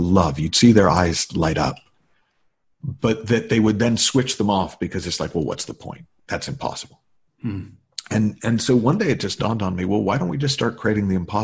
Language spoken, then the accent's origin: English; New England, United States; now in Los Angeles, United States; I'm living in LA, have been since, but I, as a kid, I grew up in New England.